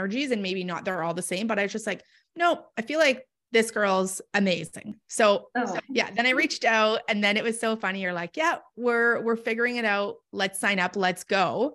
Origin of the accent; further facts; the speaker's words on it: Canada; I'm from Canada.